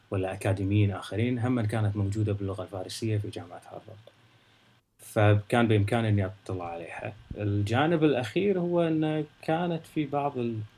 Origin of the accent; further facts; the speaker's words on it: Kuwait; moved away; فكانت المساله معي من ال... من اول ما طلعت من الكويت.